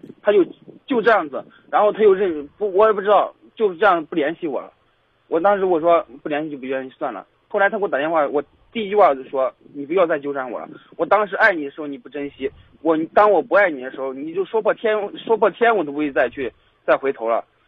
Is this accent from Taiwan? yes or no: no; Pingdingshan, Henan, China; moved away; 我们老家是平顶山的